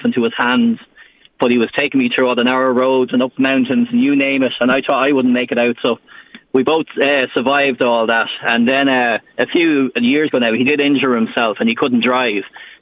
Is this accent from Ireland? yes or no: yes; Drogheda, Leinster, Ireland; I'm from Drogheda